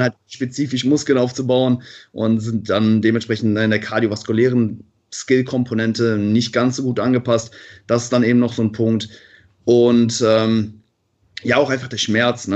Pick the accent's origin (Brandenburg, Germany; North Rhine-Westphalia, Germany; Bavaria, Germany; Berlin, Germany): North Rhine-Westphalia, Germany; Cologne; ich komme aus Köln